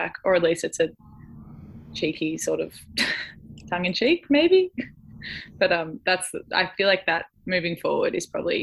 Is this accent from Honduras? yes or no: no; Jan Juc, Victoria, Australia; near my hometown of Janjuk, down on the Great Ocean Road